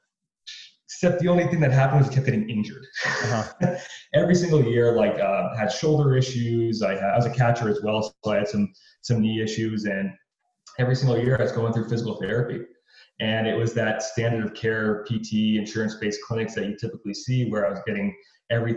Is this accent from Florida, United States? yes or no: no; Pottsville, Pennsylvania, United States; now in Arizona, United States; I grew up in Northeast Pennsylvania in a little backwoods town called Pottsville.